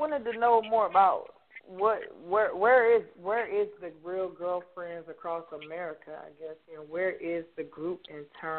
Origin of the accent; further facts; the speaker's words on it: New York City, New York, United States; now in Fairburn, United States; I'm from Brooklyn.